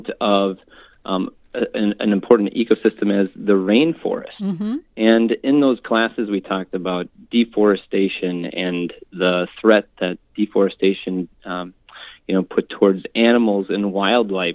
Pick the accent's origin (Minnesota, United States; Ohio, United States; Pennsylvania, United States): Minnesota, United States; Park Rapids; moved away as an adult; now in South Dakota, United States; I grew up in Park Rapids, Minnesota